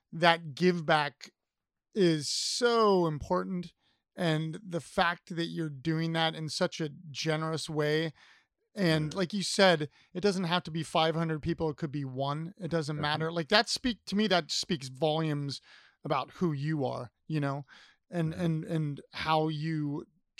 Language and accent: English; Columbus, Ohio, United States; moved away; I'm from Columbus originally